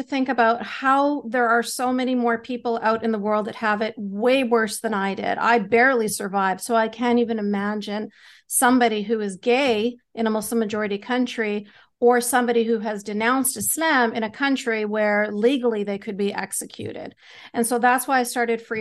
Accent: Canada; I'm Canadian. Canada.

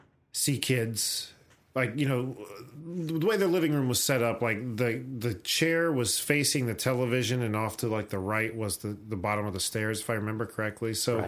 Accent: West Liberty, United States; we grew up in West Liberty, a very small town I've described several times on the show.

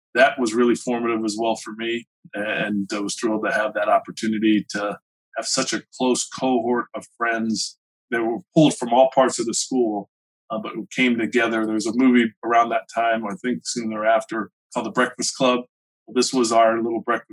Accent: Gainesville, United States; Growing up in Gainesville, I had a good group of friends.

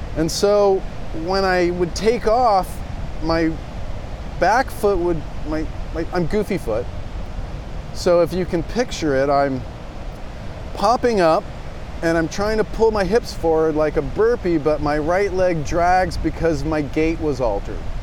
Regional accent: Del Mar, California, United States; I grew up in Del Mar

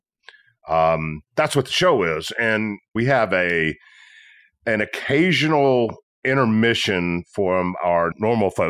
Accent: Tennessee, United States

